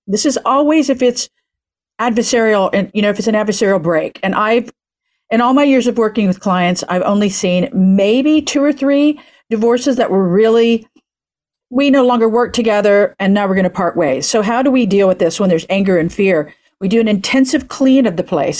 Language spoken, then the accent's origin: English; Oklahoma, United States; now in California, United States; I'm in Podunk City, Oklahoma, where I'm pretty much from